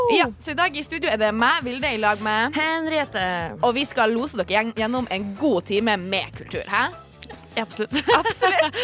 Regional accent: Tromsø, Troms, Norway; moved away; hjemme i Tromsø så er det jo mørketid

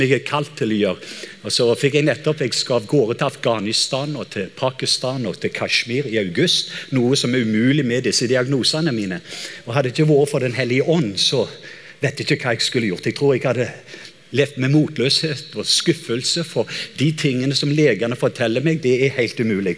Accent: Norway; som en nordmann

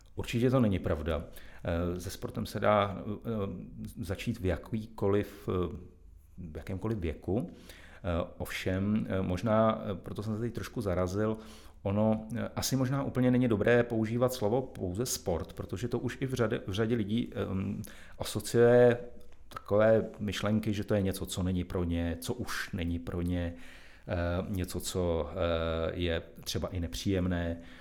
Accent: Karlovy Vary, Karlovy Vary Region, Czechia; moved away as an adult; now in Plzeň, Czech Republic; já jsem se narodil v Karlových Varech, jsem tam strávil celé dětství

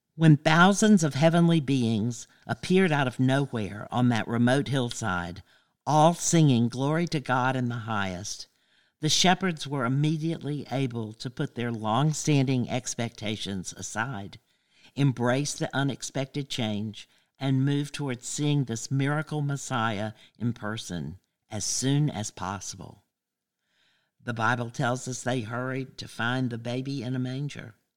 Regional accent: Athens, Georgia, United States; I grew up on Cloverhurst Avenue right here in Athens during the 50s and the 60s

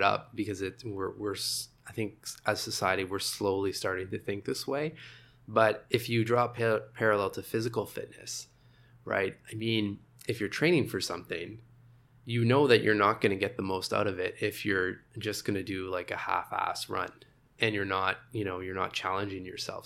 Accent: Sudbury, Ontario, Canada; also born or lived in Montreal; now in Toronto, Canada; I'm, I'm originally from Northern Ontario, Sudbury.

